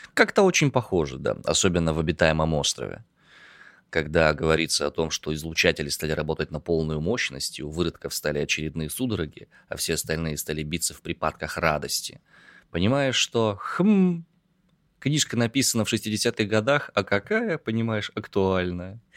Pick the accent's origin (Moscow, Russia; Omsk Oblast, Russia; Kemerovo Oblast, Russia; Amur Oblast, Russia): Omsk Oblast, Russia; Omsk; я родом из Омска